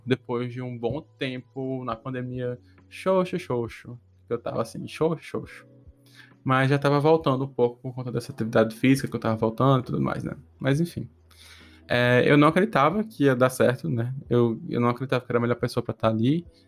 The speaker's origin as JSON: {"language": "Portuguese", "area": "Potiguar", "region": "Rio Grande do Norte", "country": "Brazil", "moved": "yes", "said": "Eu sou a única pessoa do Nordeste, tipo, Portugal, assim, Potiguar, que mora aqui"}